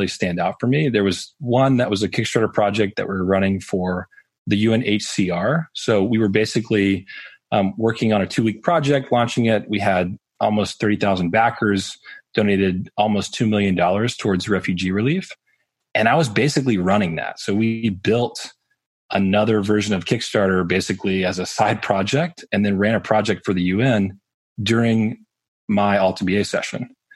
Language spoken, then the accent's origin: English; Birmingham, Alabama, United States; I grew up in Birmingham, Alabama.